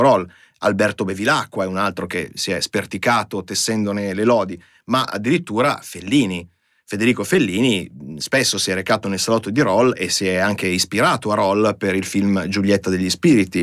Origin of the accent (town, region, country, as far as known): Italy